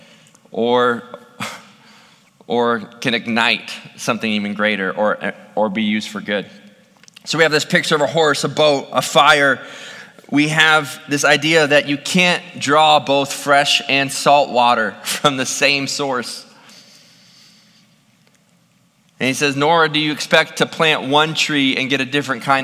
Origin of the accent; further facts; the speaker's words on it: Ohio, United States; also born or lived in North Phoenix, Arizona; now in Phoenix, United States; growing up in Ohio was around farm country